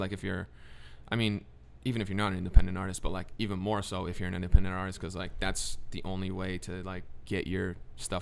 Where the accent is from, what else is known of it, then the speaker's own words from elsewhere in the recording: New Hampshire, United States; I'm from New Hampshire, I was raised there